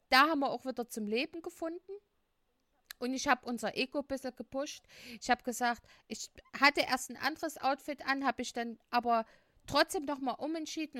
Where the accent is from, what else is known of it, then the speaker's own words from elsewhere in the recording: Leipzig, Saxony, Germany; wir kommen aus Leipzig